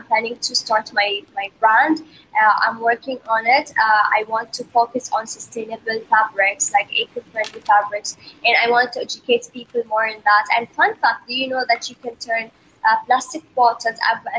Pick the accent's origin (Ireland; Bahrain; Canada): Bahrain; For me, as you all know, I'm from Bahrain, and Bahrain is a Muslim country.